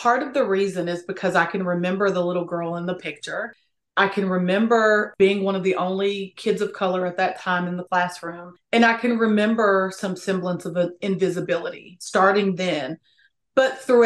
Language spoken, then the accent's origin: English; Appalachia, United States; I'm from Appalachia, which is very important to me.